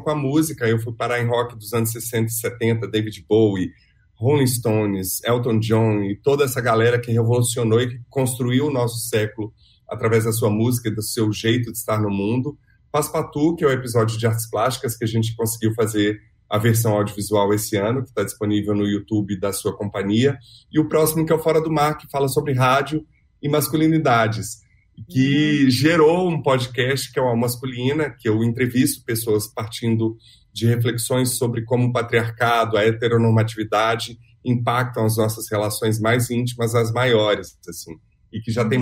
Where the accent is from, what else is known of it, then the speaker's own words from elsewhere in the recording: Belo Horizonte, Minas Gerais, Brazil; moved away as an adult; also born or lived in Rio de Janeiro; now in São Paulo, Brazil; Eu nasci em Belo Horizonte, vim para São Paulo há 15 anos, já morei no Rio